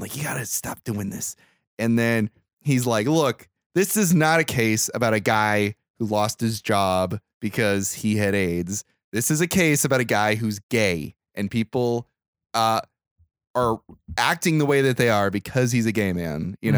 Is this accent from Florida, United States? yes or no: no; Bakersfield, California, United States; I grew up in Bakersfield